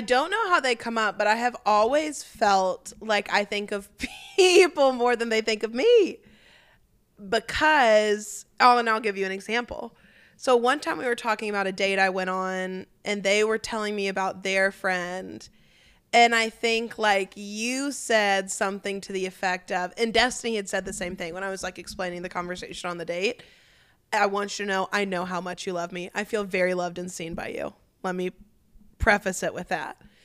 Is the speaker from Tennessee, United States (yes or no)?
yes; Memphis, Tennessee, United States; we're from Memphis